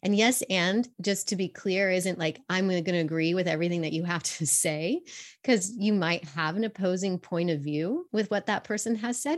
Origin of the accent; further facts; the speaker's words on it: Fort Collins, Colorado, United States; I grew up actually in Fort Collins, Colorado